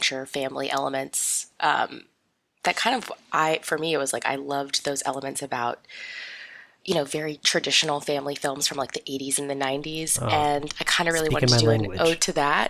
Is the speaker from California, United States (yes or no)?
no; Las Vegas, Nevada, United States; also born or lived in Sydney, Australia; My family and I moved to Las Vegas in the year 2000. And so I grew up there for a very, very long time.